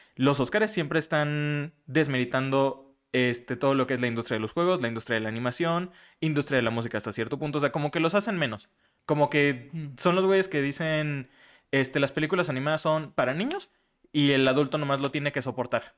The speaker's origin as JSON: {"language": "Spanish", "region": "Michoacán", "country": "Mexico", "moved": "yes", "said": "en mi pueblito y Michoacán"}